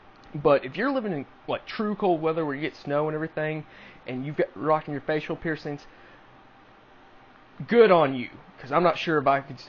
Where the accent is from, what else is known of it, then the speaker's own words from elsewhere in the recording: Texas, United States; So obviously growing up in Texas, you do country stuff, you help on the barbed wire fences, help with cows, feeding animals